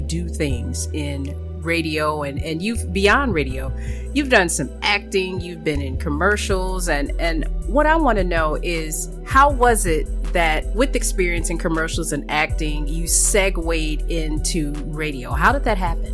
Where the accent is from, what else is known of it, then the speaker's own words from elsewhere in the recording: Chicago, Illinois, United States; now in Florida, United States; I'm from Chicago